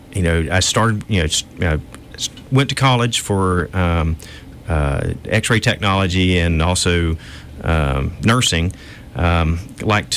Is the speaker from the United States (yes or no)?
yes; Eufaula, Alabama, United States; also born or lived in Birmingham, Alabama / Irondale, Alabama; I grew up in Eufaula, a little small town in South Alabama, and moved to the big city my junior year in high school to Birmingham.